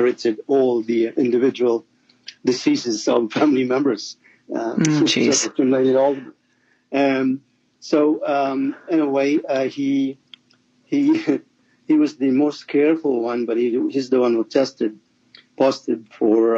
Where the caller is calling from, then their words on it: Toronto, Ontario, Canada; I'm calling from Toronto in Canada